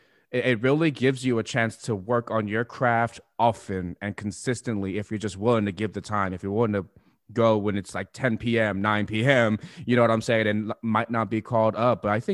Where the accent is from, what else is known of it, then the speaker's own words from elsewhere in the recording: Upland, California, United States; born and raised in Upland and then went to the military and find myself back in the IE